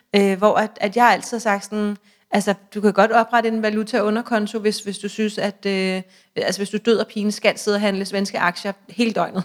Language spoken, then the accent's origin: Danish; Denmark; hvis vi som danskere handler svenske aktier